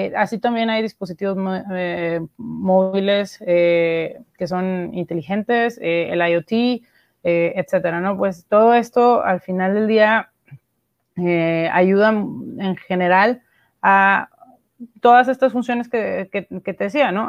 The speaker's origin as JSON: {"language": "Spanish", "town": "Monterrey", "region": "Nuevo León", "country": "Mexico", "said": "soy de Monterrey, México"}